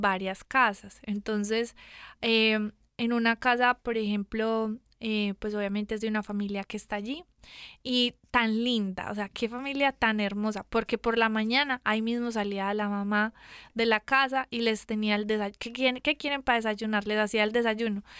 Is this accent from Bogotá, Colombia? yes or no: no; Medellín, Antioquia, Colombia; moved away as an adult; also born or lived in San Diego, California; yo soy de Medellín Colombia